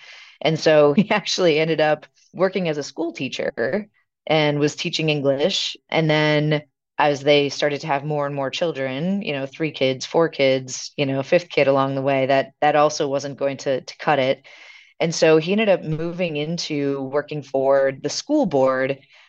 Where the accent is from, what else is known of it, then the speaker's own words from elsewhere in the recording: Milwaukee, Wisconsin, United States; So I grew up here actually in Milwaukee, Wisconsin, really only about half a mile away from where I'm sitting today.